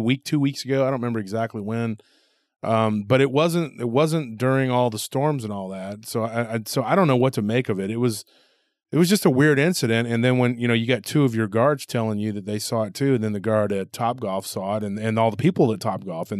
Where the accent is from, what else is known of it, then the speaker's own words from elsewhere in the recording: Texas, United States; I'm from Texas